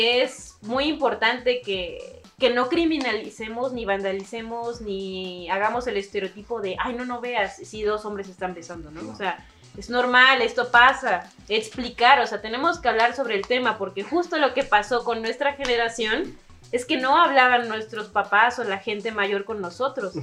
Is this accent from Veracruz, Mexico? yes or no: yes; Xalapa, Veracruz, Mexico; yo que soy de Veracruz, igual que Cristian, bueno, desde la capital de Jalapa